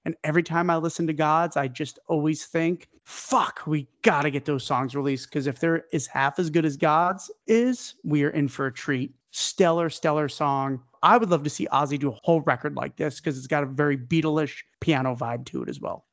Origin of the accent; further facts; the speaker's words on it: New York, United States; I'm a New Yorker